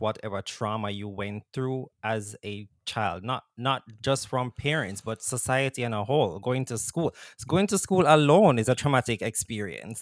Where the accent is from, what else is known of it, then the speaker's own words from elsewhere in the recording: Jamaica; moved away; growing up in Jamaica